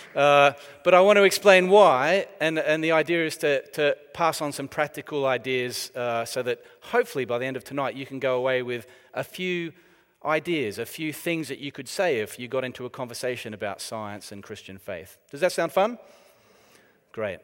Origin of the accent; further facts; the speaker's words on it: Australia; moved away as an adult; now in United Kingdom; it is from the, uh, former prison colony of Australia that I hark